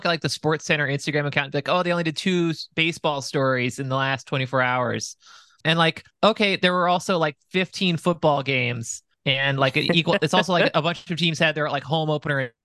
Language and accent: English; Maricopa Land, Arizona, United States; I was born on Occupied Maricopa Land